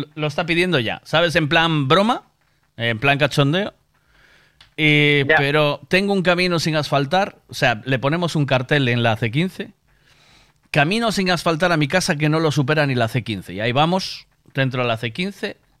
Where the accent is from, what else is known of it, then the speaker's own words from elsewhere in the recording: Galicia, Spain; somos gallegos